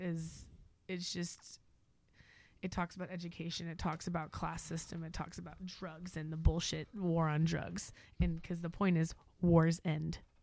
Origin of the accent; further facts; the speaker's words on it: Moore, Oklahoma, United States; moved away as an adult; now in Crockett, United States; I was born and raised in Oklahoma, military brat.